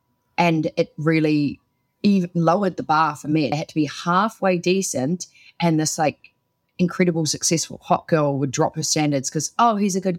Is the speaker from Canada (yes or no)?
no; United Kingdom; I'm British.